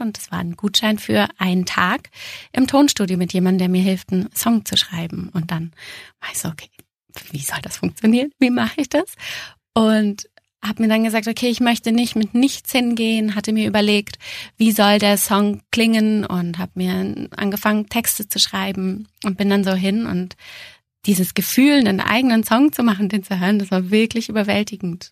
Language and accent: German; Braunschweig, Lower Saxony, Germany; moved away as an adult; also born or lived in Austria / Munich; mein erstes Engagement ging zurück in die Heimat. Ich komme ja aus Braunschweig